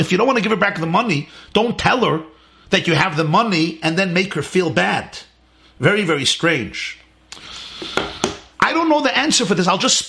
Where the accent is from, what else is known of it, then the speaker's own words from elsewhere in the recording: Israel; We are here from Israel. All the Kinderlach from Israel. All my children are enjoying it immensely.